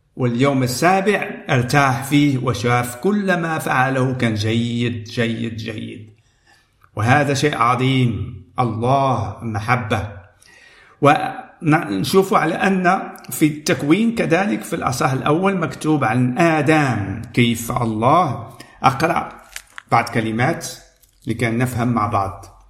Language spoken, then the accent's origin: Arabic; Morocco; أنا من المغرب